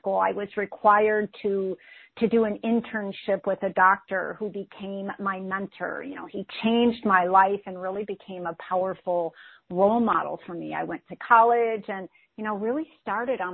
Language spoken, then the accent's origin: English; Midwest, United States; I grew up in the Midwest into a highly dysfunctional family